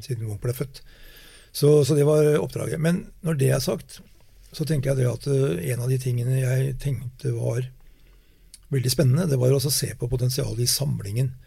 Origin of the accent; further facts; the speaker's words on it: Norway; vi oppfatter oss selv som nordmenn